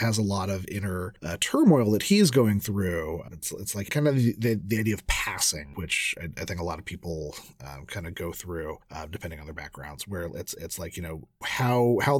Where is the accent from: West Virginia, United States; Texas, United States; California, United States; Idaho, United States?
California, United States; Southern; Growing up in Southern California, I am half Mexican